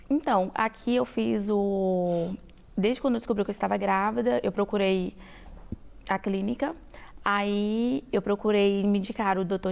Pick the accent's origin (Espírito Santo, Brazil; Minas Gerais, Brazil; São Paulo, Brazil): Espírito Santo, Brazil; moved away as an adult; now in United States; Eu sou do Espírito Santo